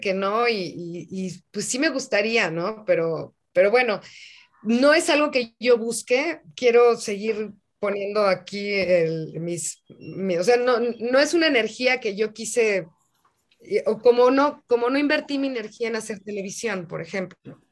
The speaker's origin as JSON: {"language": "Spanish", "country": "Mexico", "said": "en mi país"}